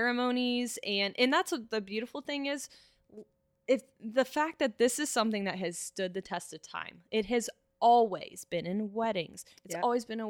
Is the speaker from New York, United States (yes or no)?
no; Cincinnati, Ohio, United States; also born or lived in Kent, Ohio / Traverse City, Michigan / Lexington, Kentucky; I am from Cincinnati. Okay. I grew up in North College Hill.